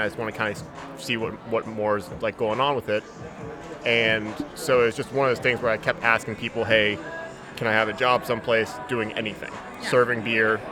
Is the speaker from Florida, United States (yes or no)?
yes; Jacksonville, Florida, United States; also born or lived in Syracuse; born and raised in Jacksonville